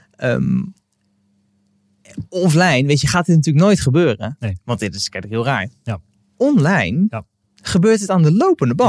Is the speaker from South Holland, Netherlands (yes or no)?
yes; Westland, South Holland, Netherlands; ik kom uit het Westland